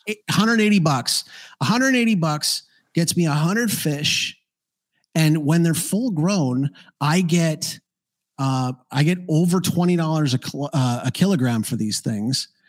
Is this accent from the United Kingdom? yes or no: no; Canada; moved away as an adult; now in Paraguay; I'm Canadian